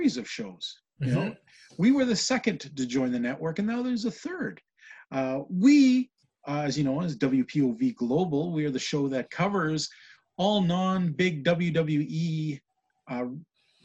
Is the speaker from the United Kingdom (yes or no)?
no; Western Canada, Canada; being a Canadian fan from Western Canada